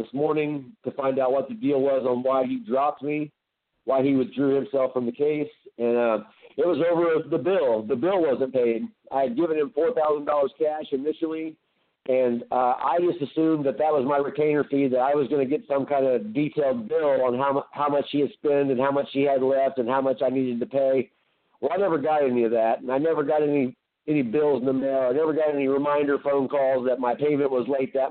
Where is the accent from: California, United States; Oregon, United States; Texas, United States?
Oregon, United States; my home state of Oregon